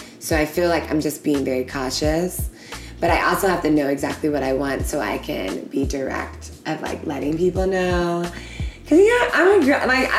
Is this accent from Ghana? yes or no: yes; Ghana; as a Ghanaian woman